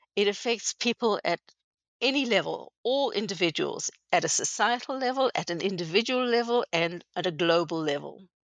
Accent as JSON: {"language": "English", "country": "South Africa", "tie": "born or raised there", "moved": "as an adult", "lives_now": "Canada", "said": "I was born in South Africa many years ago. Um, grew up there and went to university there"}